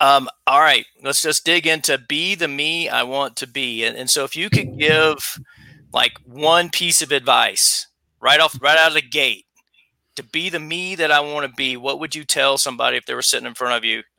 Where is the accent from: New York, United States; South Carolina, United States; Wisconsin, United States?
South Carolina, United States; accent: Southern; Born and raised in South Carolina. So a long way away from home. I haven't lived in my hometown in over 18 years.